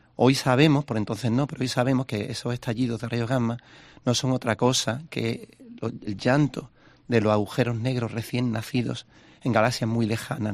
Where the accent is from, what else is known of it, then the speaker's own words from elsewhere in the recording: Spain; Yo, como español